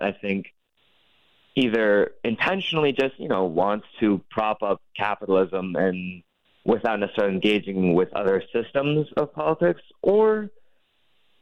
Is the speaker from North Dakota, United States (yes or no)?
yes; North Dakota, United States; my home state of North Dakota